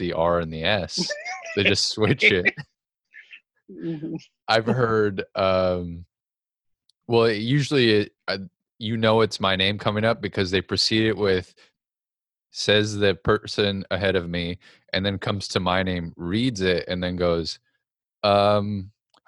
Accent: North Dakota, United States; growing up in North Dakota

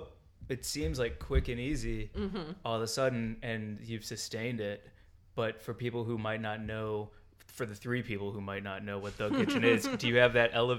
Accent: St. Louis, Missouri, United States; moved away; Yeah. I've grown up in St. Louis.

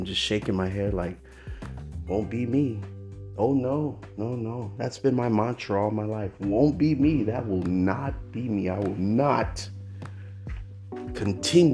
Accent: Oakland, California, United States; I grew up in Oakland, California

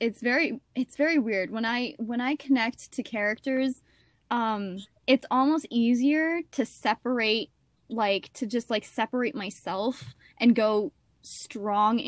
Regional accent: Steamboat Springs, Colorado, United States; where I grew up in Steamboat Springs, Colorado.

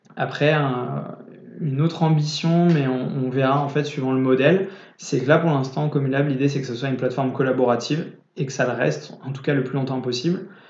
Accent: Niort, Nouvelle-Aquitaine, France; je suis d'origine de Niort

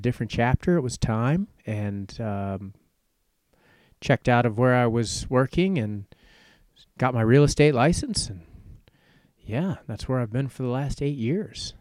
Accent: Richmond, Virginia, United States; moved away as an adult; now in Wyoming, United States; I grew up in Richmond, Virginia

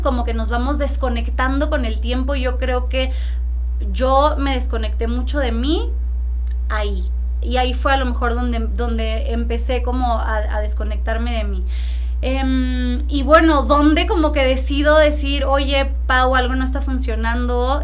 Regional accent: Tampico, Tamaulipas, Mexico; also born or lived in Monterrey; nací en Monterrey, pero crecí en Tampico.

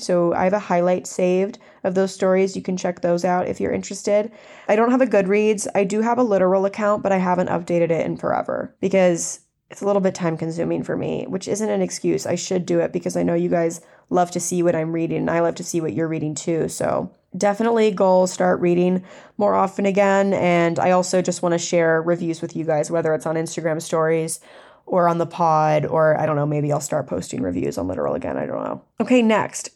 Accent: the South, United States; I grew up in the South, and I grew up in a super country area

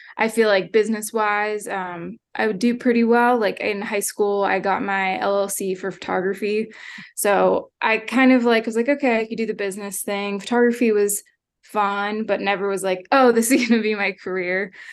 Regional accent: Hershey, Pennsylvania, United States; moved away as an adult; also born or lived in Lynchburg, Virginia; now in Ohio, United States; I grew up in Hershey, Pennsylvania

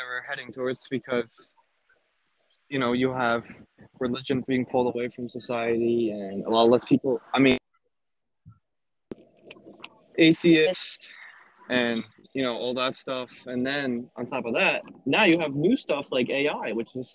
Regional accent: Nassau County, Long Island, New York, United States; I'm from Nassau County in Long Island

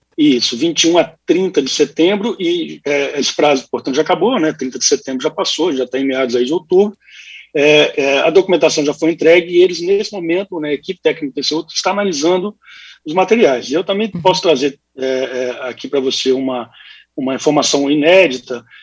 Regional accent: Espírito Santo, Brazil; como capixaba para o Espírito Santo

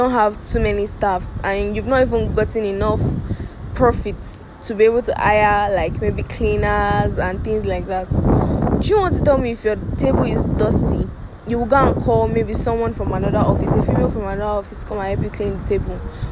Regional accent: Nigeria; Nigeria is my country. I'm a Nigerian.

